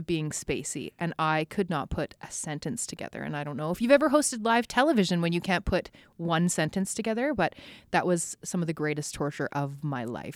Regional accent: Spruce Grove, Alberta, Canada; born or raised there; also born or lived in Edmonton

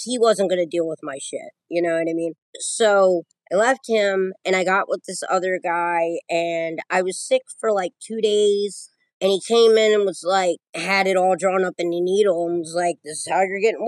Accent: Maryland, United States; I'm from Maryland. I live about 45 minutes from Baltimore, about 45 minutes from Philly.

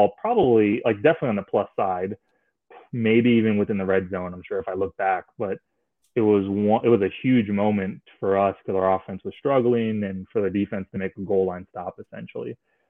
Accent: Miami, Florida, United States; I'm from Miami

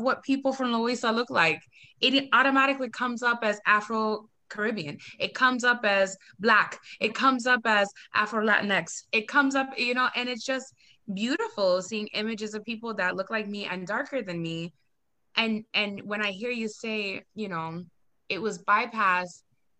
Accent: Boston, Massachusetts, United States; I'm from Boston, Massachusetts

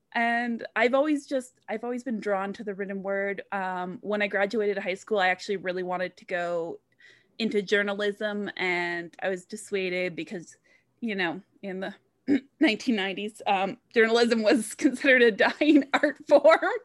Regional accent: Vancouver, British Columbia, Canada; I grew up in Vancouver, so I grew up surrounded by the mountains

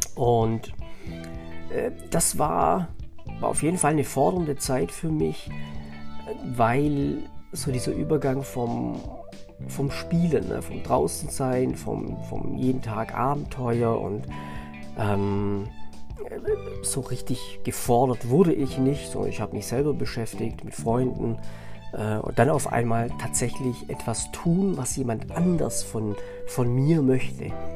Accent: Southern Germany, Germany; bei uns in Süddeutschland, in so einem äh, Dorf

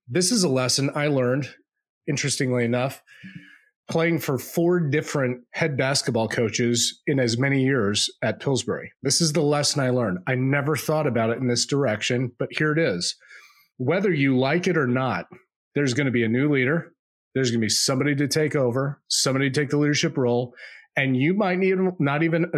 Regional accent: United States; I'm an American

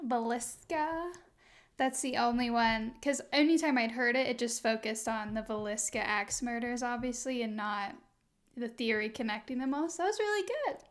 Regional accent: Midwest, United States; I'm from the Midwest

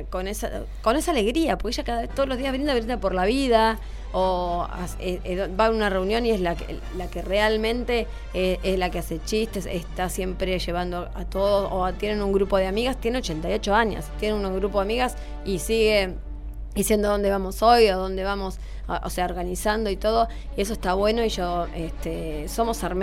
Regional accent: Mar del Plata, Buenos Aires Province, Argentina; born there; nací y en Mar del Plata y siempre me gustó esta ciudad, no, nunca pensé en, ir a, trabajar a otro lado

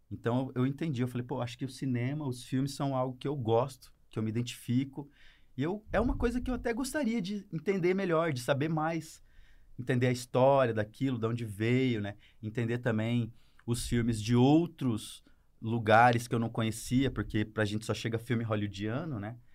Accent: Campo Grande, Mato Grosso do Sul, Brazil; não sou curitibano. Sou nascido e criado em Campo Grande, Mato Grosso do Sul.

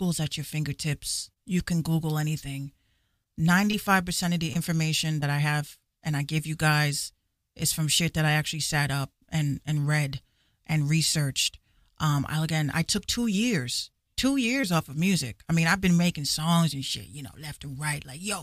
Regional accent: Yonkers, New York, United States; I grew up in Yonkers

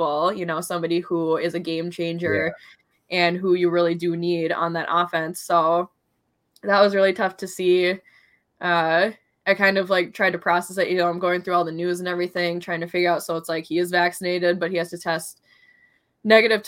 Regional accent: Minnesota, United States; also born or lived in Los Angeles; I'm from Minnesota

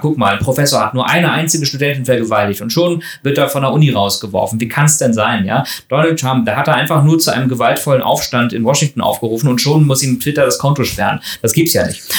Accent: Northern Germany, Germany; bei uns im Norden

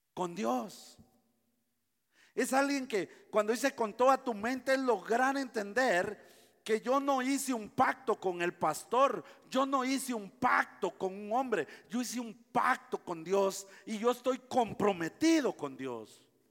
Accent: Guatemala; yo soy guatemalteco

